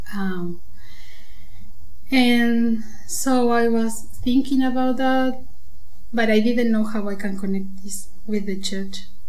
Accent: Buenos Aires, Argentina; moved away as an adult; now in Germany; I came from Argentina. I'm from Buenos Aires

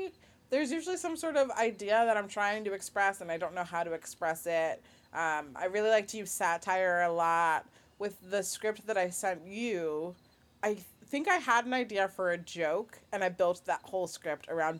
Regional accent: Nigeria

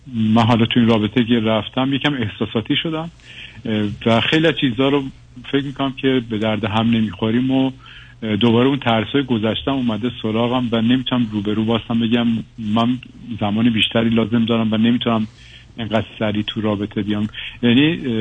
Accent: Iran; moved away as an adult; also born or lived in Western Europe; حدودا 15 سال پیش از ایران اومدم اروپا و غرب اروپا تحصیل کردم و زندگی کردم

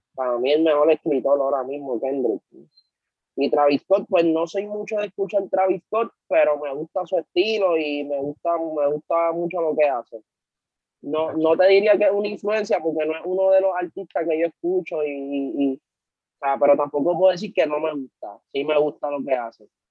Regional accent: Carolina, Puerto Rico; also born or lived in Santurce, San Juan, Puerto Rico; yo nací, nosotros nacimos en Villa Palmera, Santurce, y nos criamos en Carolina, en el sector Country Club

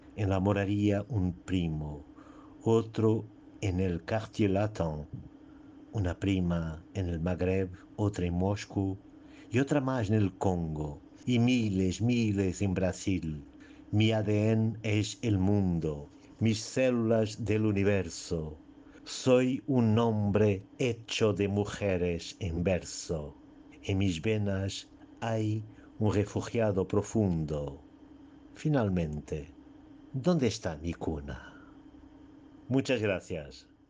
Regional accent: Portugal; Spanish is a second language; no es mi idioma, como vosotros lo saben, yo soy portugués

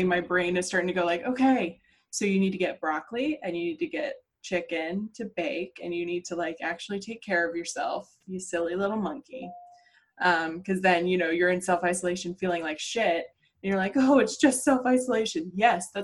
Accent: Pittsburgh, Pennsylvania, United States; accent: Pittsburgh; I'm from Pittsburgh, but that's not what I sound like

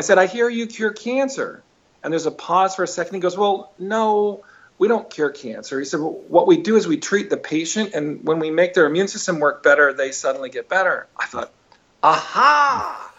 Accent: Weld County, Colorado, United States; He was in charge of the infectious disease laboratory for for the Weld County Public Health Department. I literally was raised in the lab

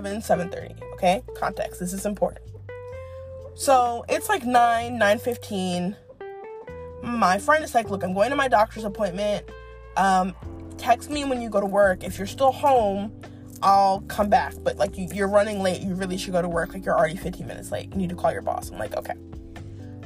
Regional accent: East Coast, United States; now in Dallas, United States; I'm a Yankee, maybe it's because I'm from the East Coast.

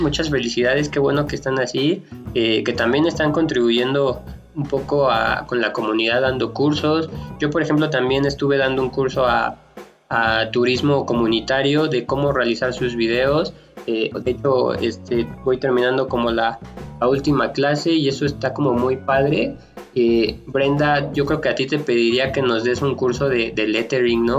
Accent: Mexico City, Mexico; en la Ciudad de México, que es de donde soy yo

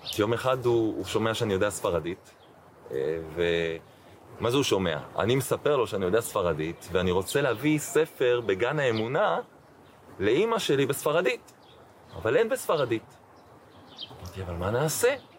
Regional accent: Jerusalem, Jerusalem District, Israel; moved away as an adult; also born or lived in Scotland; אני לא אחד שמתרגש מירושלים, כי גדלתי פה

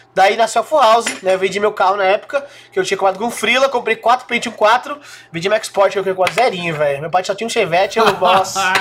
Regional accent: São Caetano do Sul, São Paulo, Brazil; eu tive a felicidade de nascer numa cidade próxima, São Caetano do Sul

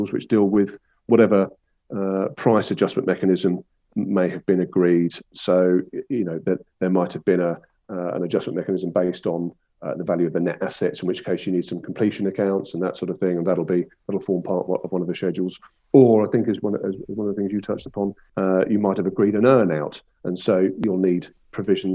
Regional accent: Brighton and Hove, South East England, United Kingdom; I'm a sort of a local lad, born and bred in Brighton and Hove.

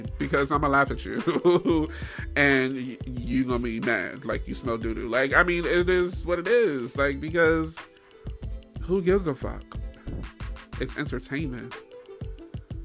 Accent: New York, United States; I'm from New York too

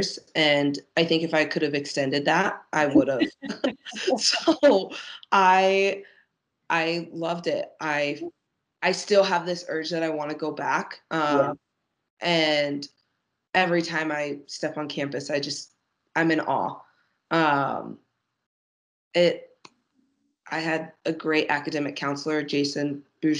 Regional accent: Dallas, Texas, United States; I grew up in Dallas

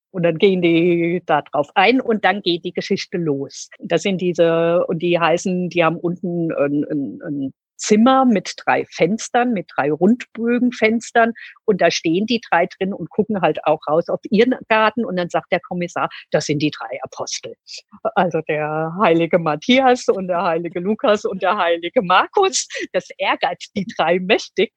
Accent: Germany; hier bei uns in Deutschland

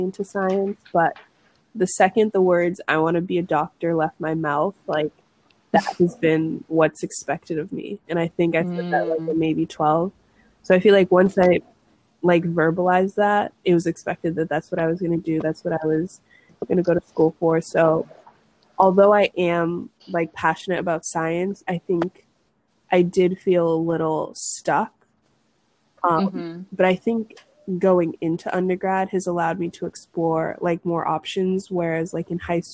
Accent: United States; also born or lived in Haiti; I was born in Haiti. I think first for me, technically. But we immigrated here when I was 2. So I was raised pretty much American

